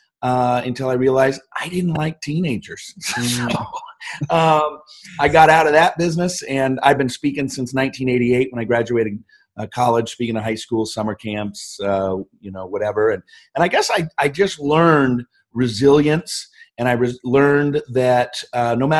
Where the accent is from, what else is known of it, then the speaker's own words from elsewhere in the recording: Seattle, Washington, United States; moved away as an adult; also born or lived in Snoqualmie; now in Scottsdale, United States; I grew up all around the Seattle area